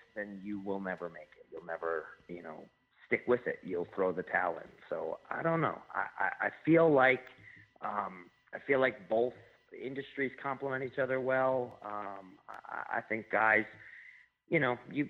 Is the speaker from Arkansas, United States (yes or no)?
no; Albany, New York, United States; now in Saratoga Springs, United States; I'm from Albany, yep, and I live currently in Saratoga Springs.